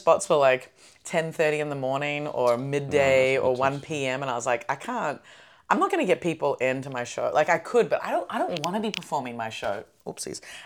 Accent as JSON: {"language": "English", "town": "Melbourne", "region": "Victoria", "country": "Australia", "tie": "born or raised there", "moved": "yes"}